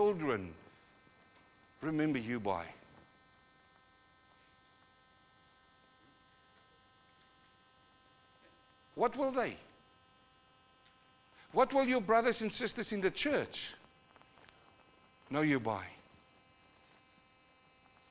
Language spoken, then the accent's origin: English; New Zealand; also born or lived in South Africa; now in Australia; I come from New Zealand, and I've got a few Maori bros there